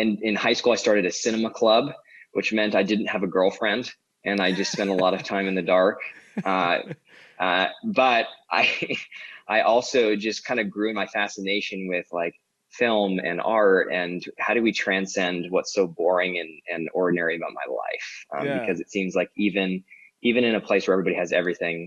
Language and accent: English; Orange County, California, United States; now in Los Angeles, United States; I grew up in Orange County, the capital of white privilege